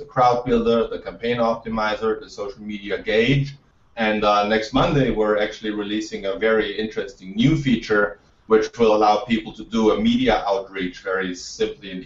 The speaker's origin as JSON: {"language": "English", "country": "Austria", "tie": "born or raised there", "said": "I'm from Austria. I grew up in a country with no VC, no startup culture."}